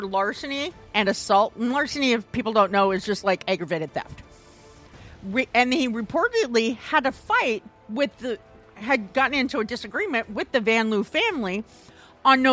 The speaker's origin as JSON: {"language": "English", "region": "Iowa", "country": "United States", "said": "I'm from Iowa"}